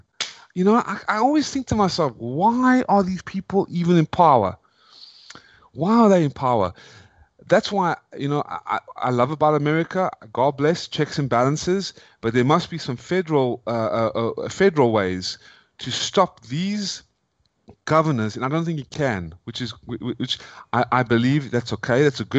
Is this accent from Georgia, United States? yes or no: yes; Atlanta, Georgia, United States; also born or lived in South Africa; I'm from Atlanta, Georgia, everybody. That doesn't seem like I have that kind of accent. I was born and raised. I was born in South Africa, and then I moved when I was 15 years old.